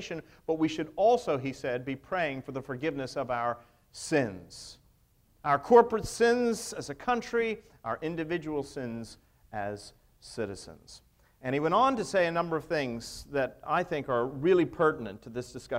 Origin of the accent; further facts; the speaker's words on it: United States; us as American people